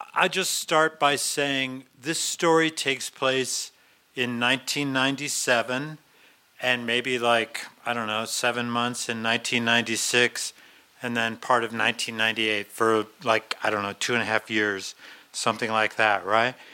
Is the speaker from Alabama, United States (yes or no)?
no; Boulder, Colorado, United States; also born or lived in Longmont, Colorado; I'm a local guy. I, I grew up in Boulder.